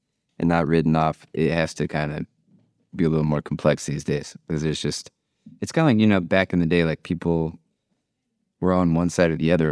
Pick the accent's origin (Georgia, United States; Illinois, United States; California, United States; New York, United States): California, United States; Bay Area; moved away as an adult; also born or lived in Kansas; now in New Orleans, United States; mostly grew up in the Bay Area.